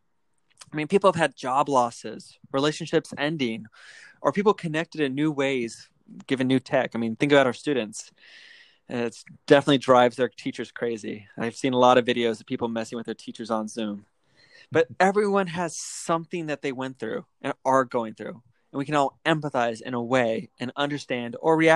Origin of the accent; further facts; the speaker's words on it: Alaska, United States; I'm from Alaska.